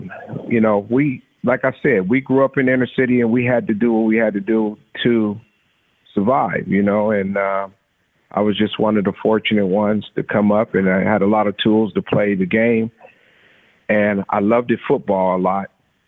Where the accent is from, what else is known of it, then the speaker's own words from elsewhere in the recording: San Diego, California, United States; So, I grew up in Southeast San Diego, like I said, and, you know, I was around a lot of, you know, mishaps, you know, and stuff like that, shootings and stuff like that.